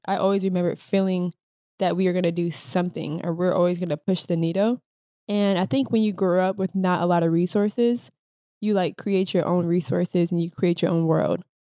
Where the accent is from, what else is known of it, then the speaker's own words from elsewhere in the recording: Minnesota, United States; I would say growing up in the Midwest, especially being women of color, and not only just women of color, but being Black women in Minnesota, not only did we get bullied for having eclectic styles, but we also got bullied for being Black.